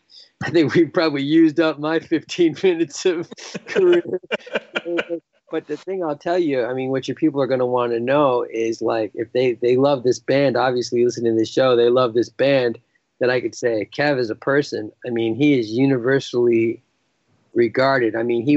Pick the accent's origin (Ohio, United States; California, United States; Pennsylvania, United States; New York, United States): New York, United States; moved away as an adult; now in Toronto, Canada; I'm from New York. I'm an American. My wife's Canadian, and I moved up here in 2005, let's say, to Toronto.